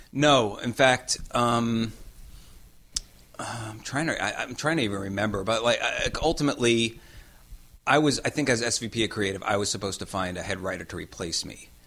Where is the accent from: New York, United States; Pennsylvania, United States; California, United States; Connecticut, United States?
New York, United States; moved away as an adult; also born or lived in Los Angeles; I wanted to come back to New York because I am from New York